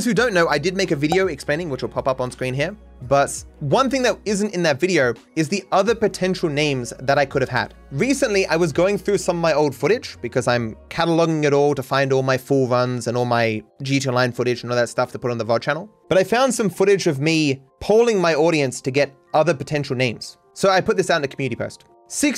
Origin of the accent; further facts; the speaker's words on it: Australia; As an Australian